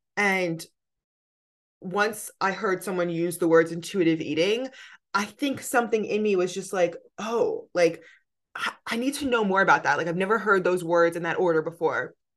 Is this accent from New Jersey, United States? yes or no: yes; New Jersey, United States; moved away as an adult; also born or lived in New York City; now in California, United States; I'm from New Jersey on the East Coast